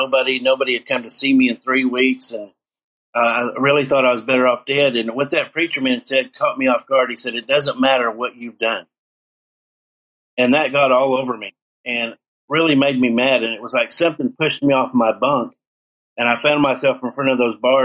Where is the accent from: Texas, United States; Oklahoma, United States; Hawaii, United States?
Oklahoma, United States; Seminole; my hometown of Seminole, Oklahoma